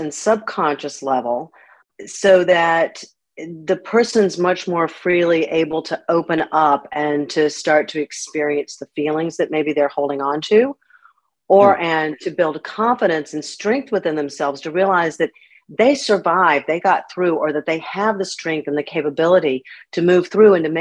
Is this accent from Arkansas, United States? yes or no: no; Winston-Salem, North Carolina, United States; moved away as an adult; also born or lived in Massachusetts; I actually grew up in Winston-Salem, and I've just been back here a little over 3 years. So I'm glad to be back in my hometown.